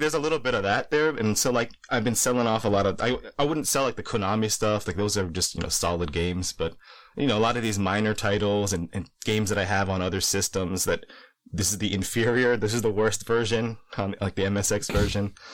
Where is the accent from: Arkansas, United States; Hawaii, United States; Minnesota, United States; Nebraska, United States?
Hawaii, United States; I, I grew up in Hawaii